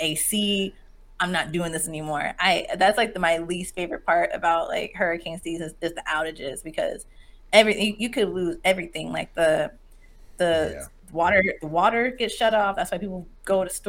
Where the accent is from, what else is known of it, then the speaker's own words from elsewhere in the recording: Jacksonville, Florida, United States; also born or lived in Miami; I grew up in Jacksonville